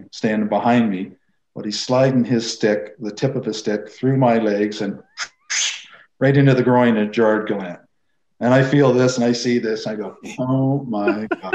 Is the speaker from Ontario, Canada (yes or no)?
yes; Belleville, Ontario, Canada; growing up in Belleville